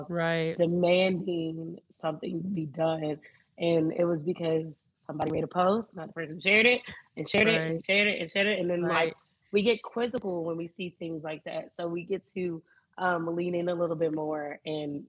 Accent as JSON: {"language": "English", "town": "Miami", "region": "Florida", "country": "United States", "tie": "born or raised there", "said": "I grew up in Miami"}